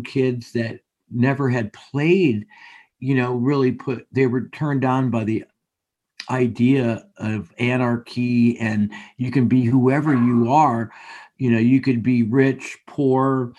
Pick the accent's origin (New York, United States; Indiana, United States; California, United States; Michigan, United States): Michigan, United States; moved away as an adult; when we grew up in Michigan and playing the Midwest